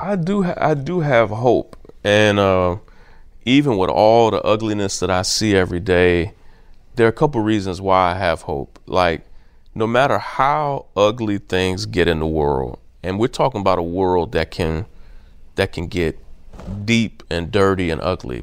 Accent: Kentucky, United States; also born or lived in California / Atlanta; now in Brooklyn, United States; I grew up in Kentucky where we didn't have a pro team

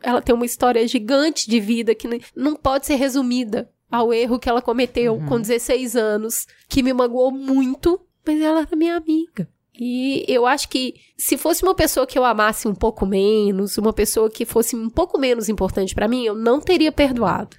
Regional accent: Belo Horizonte, Minas Gerais, Brazil; eu nasci num bairro muito humilde em Belo Horizonte

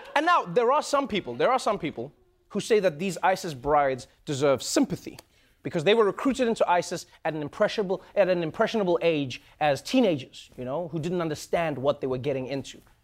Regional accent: South Africa; my home country, South Africa

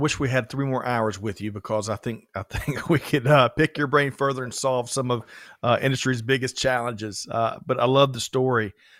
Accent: Aiken, South Carolina, United States; growing up in Aiken, yeah, South Carolina. I think we had one or two stores there.

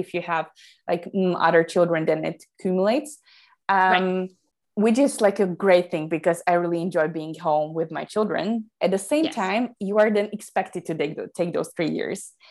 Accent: Slovakia; I come from Slovakia, Central Europe.

